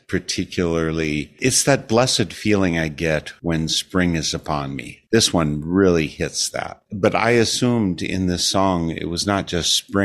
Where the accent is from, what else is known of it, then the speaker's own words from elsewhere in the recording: Wisconsin, United States; having lived in Wisconsin almost all my life